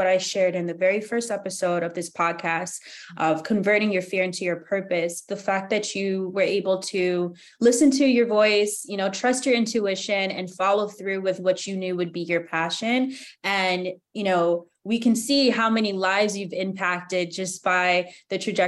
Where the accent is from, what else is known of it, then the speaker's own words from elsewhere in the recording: United States; being a Ghanaian American growing up here